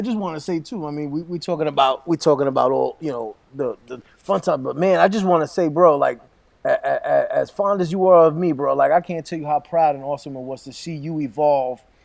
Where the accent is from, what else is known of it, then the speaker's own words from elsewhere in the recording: Brentwood, New York, United States; first language Spanish; growing up in Brentwood was such an amazing experience